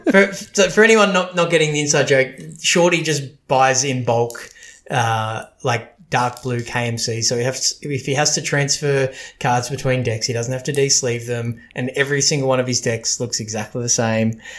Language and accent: English; Australia; we're Australian